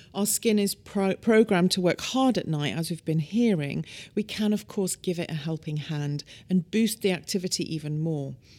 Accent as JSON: {"language": "English", "country": "United Kingdom", "moved": "yes", "lives_now": "United States", "said": "In the U K, where I'm from, as you can probably tell by my accent"}